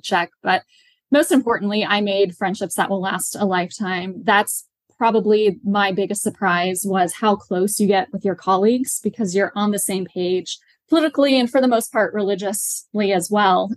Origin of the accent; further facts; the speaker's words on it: Midwest, United States; moved away as an adult; also born or lived in Washington, D.C.; now in Charlotte, United States; I am originally from the Midwest